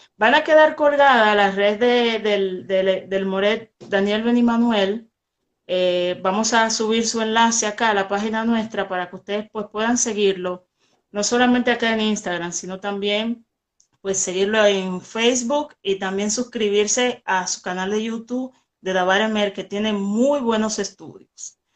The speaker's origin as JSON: {"language": "Spanish", "country": "Dominican Republic", "said": "yo soy de República Dominicana"}